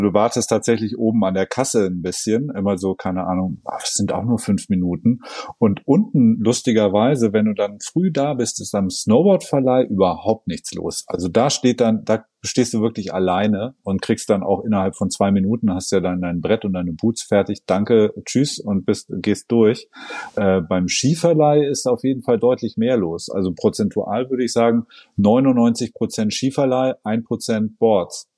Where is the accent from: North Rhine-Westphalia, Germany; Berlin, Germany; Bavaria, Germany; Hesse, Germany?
Bavaria, Germany; southern Oberallgäu; now in Hamburg, Germany; der kleine Wintersportort Ofterschwang liegt im südlichen Oberallgäu ähm, in meiner Heimat